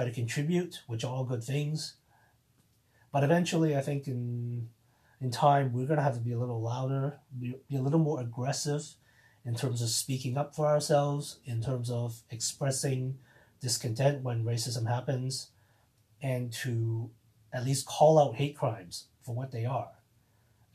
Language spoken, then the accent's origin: English; Toronto, Ontario, Canada; I grew up in the Toronto area for the past 20 plus years